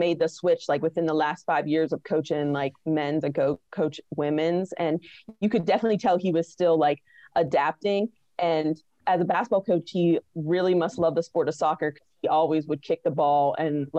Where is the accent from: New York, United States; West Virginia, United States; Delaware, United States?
West Virginia, United States; Weirton; I'm from West Virginia. I'm originally from Weirton, which is in like the northern part of the state.